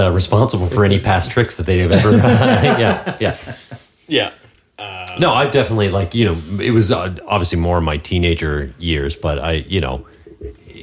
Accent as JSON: {"language": "English", "town": "Lower Sackville", "region": "Nova Scotia", "country": "Canada", "tie": "born or raised there", "said": "my prime trigger-treating age would have been in Lower Sackville"}